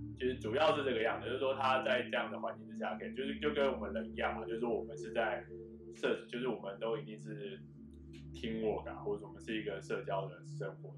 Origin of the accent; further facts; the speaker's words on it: Taiwan; 我们台湾话